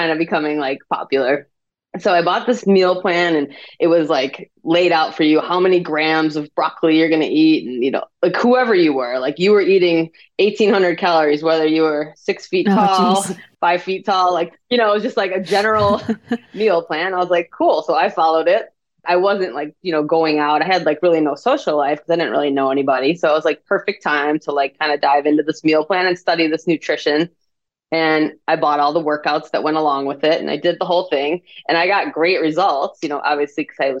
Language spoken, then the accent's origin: English; Midwest, United States; I grew up in the Midwest